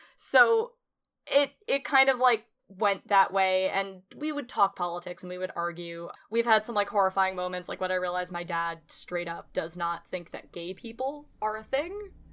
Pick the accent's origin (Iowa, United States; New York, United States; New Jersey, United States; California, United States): New York, United States; Clifton Park; now in New Paltz, United States; I'm from Clifton Park, New York, and there are no black people there